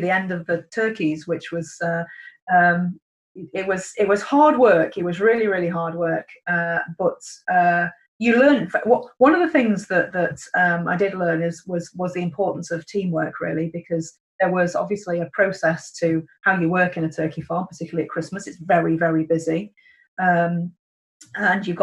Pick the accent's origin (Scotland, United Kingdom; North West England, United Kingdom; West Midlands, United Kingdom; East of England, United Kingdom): North West England, United Kingdom; Cheshire; I was brought up in Cheshire, very rural upbringing